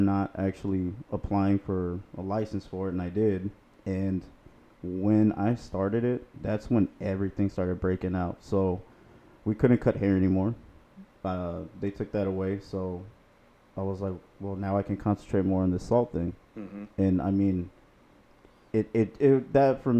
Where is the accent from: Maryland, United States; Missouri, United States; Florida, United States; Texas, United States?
Florida, United States; Naples; I was born and raised in Southwest Florida, Naples in particular